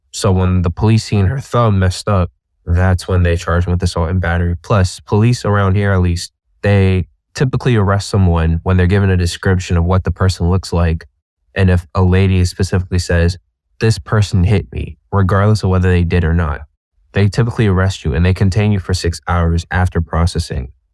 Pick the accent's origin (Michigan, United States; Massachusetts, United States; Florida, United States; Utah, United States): Massachusetts, United States; Boston; I'm from Boston, Massachusetts